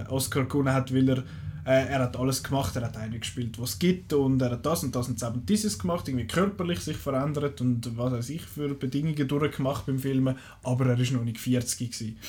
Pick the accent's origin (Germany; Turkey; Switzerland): Switzerland; wir als Schweizer Kinogänger